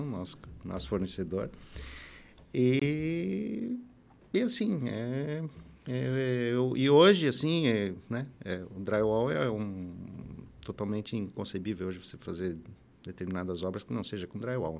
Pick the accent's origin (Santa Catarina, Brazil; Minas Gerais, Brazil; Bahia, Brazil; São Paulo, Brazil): Santa Catarina, Brazil; Florianópolis; also born or lived in Ituporanga, Santa Catarina; now in Blumenau, Brazil; eu sou natural de Tuporanga, né? Alto Vale, e, e aos oito anos de idade minha família foi se mudou para Florianópolis e lá eu, nós vivemos lá até quando até 1983 eu tinha 16 anos